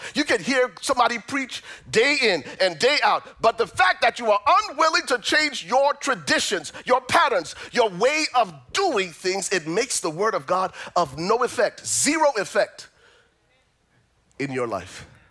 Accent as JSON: {"language": "English", "country": "Liberia", "moved": "yes", "said": "I'm originally from Liberia"}